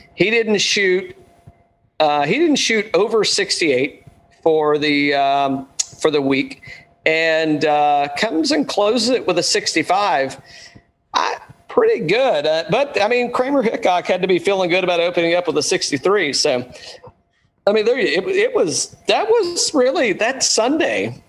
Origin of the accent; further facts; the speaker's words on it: Atlanta, Georgia, United States; my home state, Atlanta, Georgia